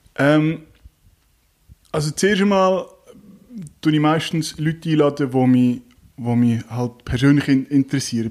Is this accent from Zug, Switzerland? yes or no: yes; Zug, Switzerland; moved away; ich bin ursprünglich aus Zug, äh, im Zug aufgewachsen